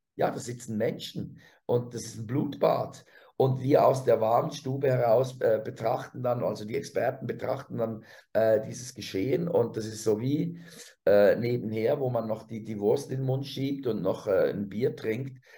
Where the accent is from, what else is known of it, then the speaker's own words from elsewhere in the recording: Switzerland; als Schweizer